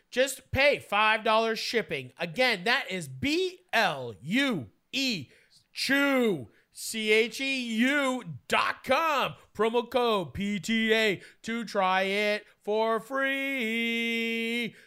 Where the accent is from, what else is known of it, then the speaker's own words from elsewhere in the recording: Canada; I'm from Canada